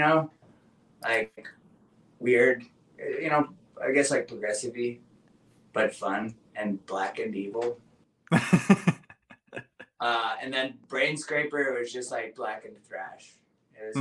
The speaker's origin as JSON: {"language": "English", "region": "Alaska", "country": "United States", "tie": "born or raised there", "also_born_or_lived": "Colorado", "moved": "as an adult", "lives_now": "Washington, United States", "said": "I'm from Alaska, and then I've spent 3 years in Colorado when my mom went to school, and then I went back to Alaska, and then I moved to Washington when I was 18 years old"}